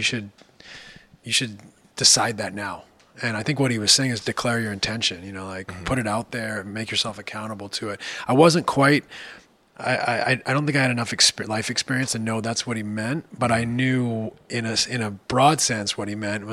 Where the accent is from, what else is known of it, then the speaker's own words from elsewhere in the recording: Victoria, British Columbia, Canada; the University of Victoria in my hometown